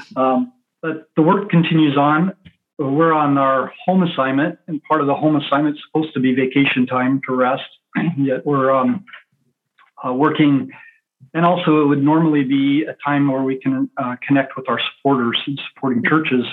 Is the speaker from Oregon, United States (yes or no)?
yes; Central Oregon, United States; I grew up in Central Oregon, a big part of my life in Central Oregon